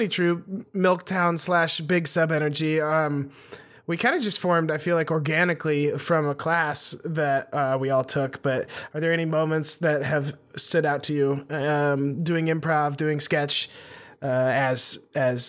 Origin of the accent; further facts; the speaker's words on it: Montana, United States; also born or lived in Los Angeles; now in Austin, United States; growing up in Montana